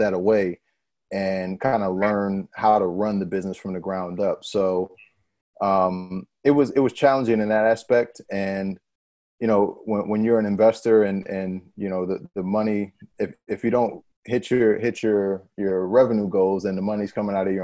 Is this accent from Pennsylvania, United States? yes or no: yes; Pennsylvania, United States; born or raised there; moved away; also born or lived in New Orleans